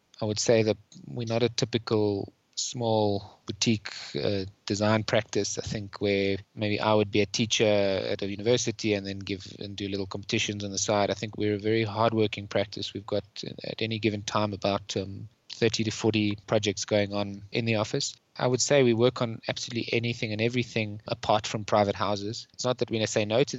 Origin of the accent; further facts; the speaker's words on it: Johannesburg, Gauteng, South Africa; I come from Johannesburg.